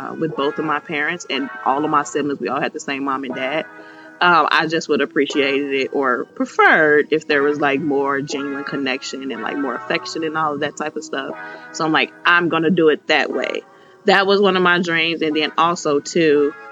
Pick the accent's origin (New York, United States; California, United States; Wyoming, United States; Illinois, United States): Illinois, United States; Chicago; moved away as an adult; now in Nashville, United States; I'm from Chicago